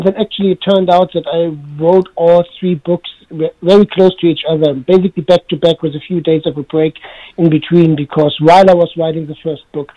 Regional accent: Hamburg, Germany; I'm in Germany right now, in Hamburg, my hometown.

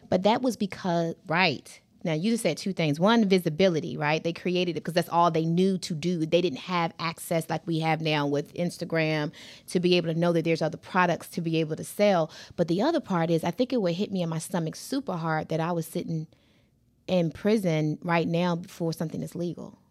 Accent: Hampton, Virginia, United States; I remember being a little girl growing up on Shell Road. I'm from Hampton, Virginia

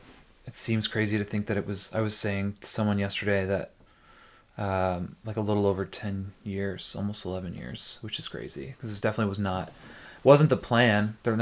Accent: Tillsonburg, Ontario, Canada; now in St. Catharines, Canada; No, I grew up in Tilsonburg, which is like a little bit south of London. And came to St. Catharines to go to Brock.

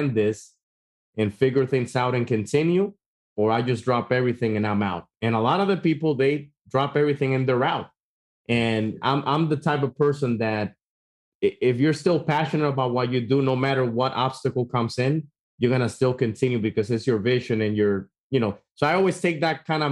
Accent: Dominican Republic; now in United States; I grew up back in Dominican Republic

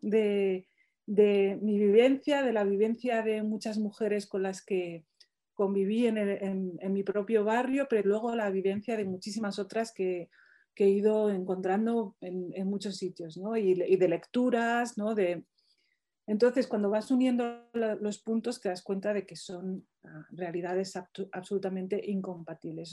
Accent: Morocco; now in Spain; mi pueblo de Marruecos

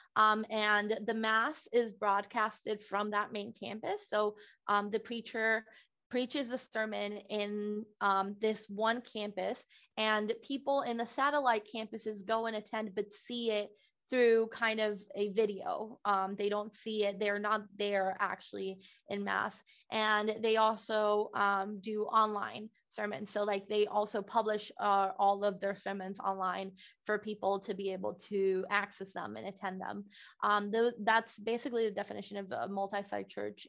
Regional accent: Puerto Rico; moved away as an adult; also born or lived in Villanova, Pennsylvania; now in Maryland, United States; I, as a Puerto Rican myself, like growing up in Puerto Rico, was actually very privileged

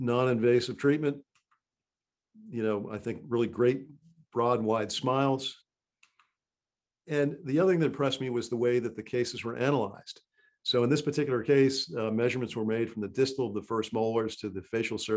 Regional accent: Massachusetts, United States; moved away; also born or lived in Maryland; I grew up in Massachusetts and went to school at Tufts.

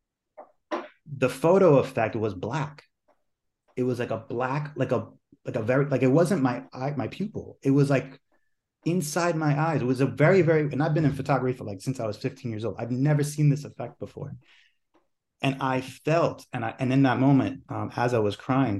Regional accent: New York, United States; I was born raised here in New York

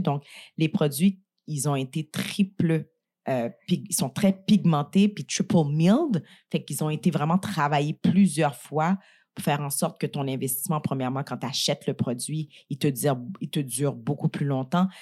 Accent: Montreal, Quebec, Canada; moi, je suis née à Montréal, mais j'ai quand même grandi dans le quartier Saint-Michel, Montréal-Nord

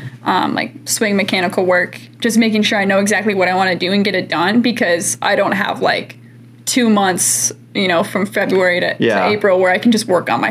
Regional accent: St. Charles, Illinois, United States; I do tell people I'm from Chicago. I mean, when they last ask, like, oh, we're in Chicago, and I'm like, St. Charles, they're like, yeah, I don't know where that is.

